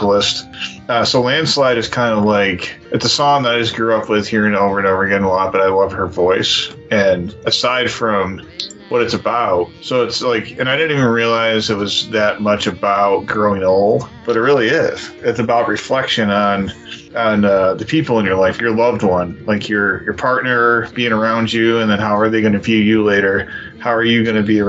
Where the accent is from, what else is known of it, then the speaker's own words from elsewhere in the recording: New York, United States; now in Texas, United States; we're from New York